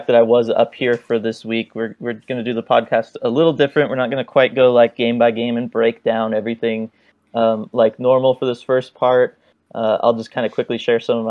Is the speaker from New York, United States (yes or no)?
no; San Jose, California, United States; now in Southern California, United States; my days growing up in San Jose.